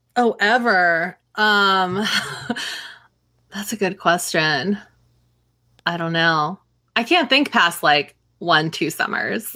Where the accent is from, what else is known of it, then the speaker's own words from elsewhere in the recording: Northern California, United States; having lived in Southern California and also growing up in Northern California